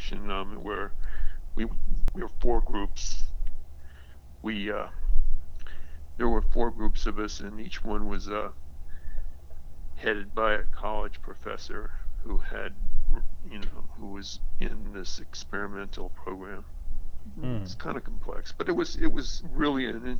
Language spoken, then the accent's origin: English; Bennington, Vermont, United States; moved away as an adult; also born or lived in Montana; from sixth age, I grew up in Bennington, Vermont.